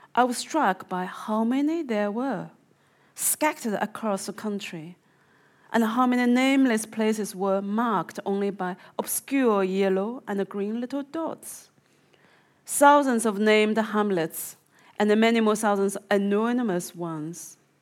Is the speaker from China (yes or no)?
yes; Zhejiang, China; moved away; my province is called the Zhejiang province